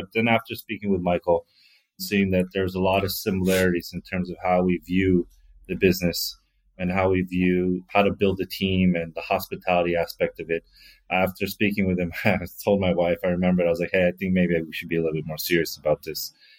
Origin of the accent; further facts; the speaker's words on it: South Korea; now in New York, United States; done anything with Korean food, which is my family's background. It's the food that I eat at home. I grew up in Korea during my high school years.